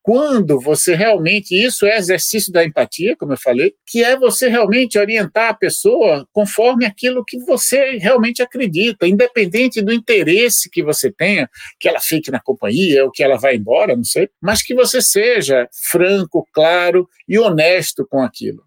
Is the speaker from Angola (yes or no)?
no; Recife, Pernambuco, Brazil; moved away; eu sou pernambucano, recifense